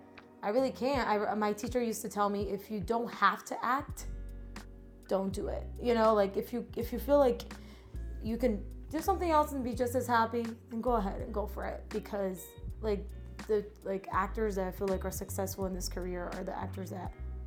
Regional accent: Brazil; now in Atlanta, United States; I am originally from Brazil. So what brings me here to this country was my family, my mom. And what brought me to Atlanta was acting.

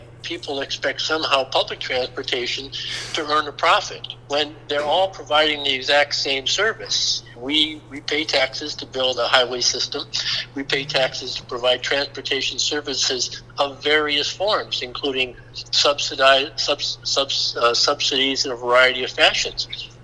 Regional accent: Dade County, Florida, United States; I was from Dade County

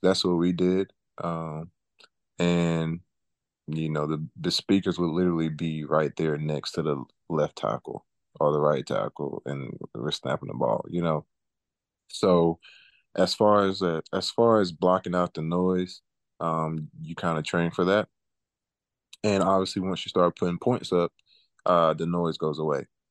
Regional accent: Auburn, Alabama, United States; growing up in Auburn, I always did the camps

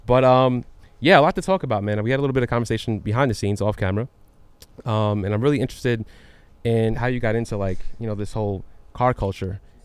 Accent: New York, United States; I'm from New York

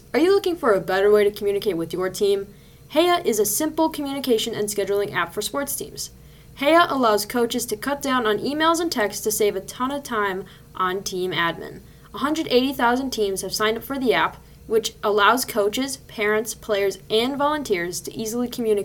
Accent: United States; I'm American

